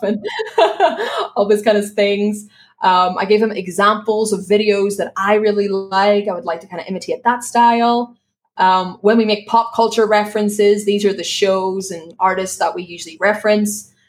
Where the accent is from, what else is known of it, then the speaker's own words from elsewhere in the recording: Belfast, Northern Ireland, United Kingdom; accent: Belfast; moved away as an adult; now in Spain; my Belfast accent